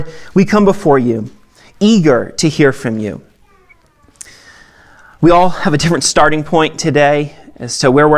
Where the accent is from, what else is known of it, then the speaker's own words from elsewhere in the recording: Maine, United States; now in Lone Tree, Colorado, United States; I'm from Maine, okay? I grew up in a town of 9,000